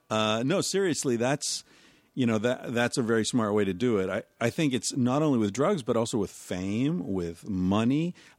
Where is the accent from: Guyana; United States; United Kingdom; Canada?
Canada; Beaver Falls, British Columbia; But, yeah, anyway, I grew up in Beaver Falls